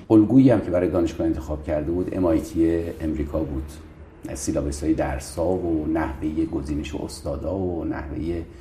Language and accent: Persian; Mashhad, Razavi Khorasan, Iran; also born or lived in Sistan and Baluchestan / Tehran; دیگه توی قوم بسیار مهمان دوست بلوچ به دنیا اومدم ولی بلوچ نیستم و والدینم خراسان جنوبی هستن بیرجندی خودم در مشهد و در تهران بزرگ شدم